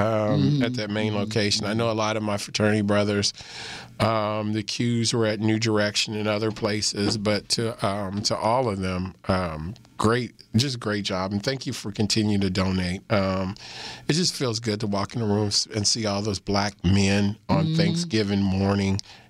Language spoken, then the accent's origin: English; Missouri, United States; moved away; When I was growing up in Missouri